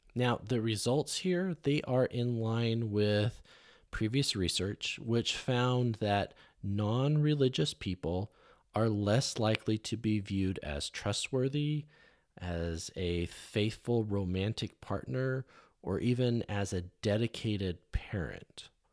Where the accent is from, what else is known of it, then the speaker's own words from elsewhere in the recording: California, United States; growing up in California